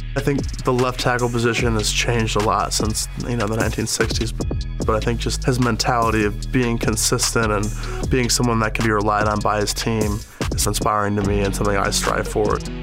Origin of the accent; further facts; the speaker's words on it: Park Ridge, Illinois, United States; I'm from Park Ridge, Illinois. Grew up a Packers fan in Chicago